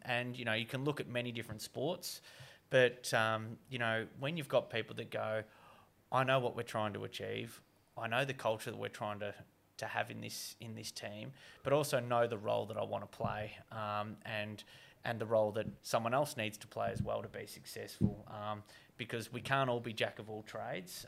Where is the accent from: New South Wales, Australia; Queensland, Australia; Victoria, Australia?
Victoria, Australia; Geelong; my hometown, Geelong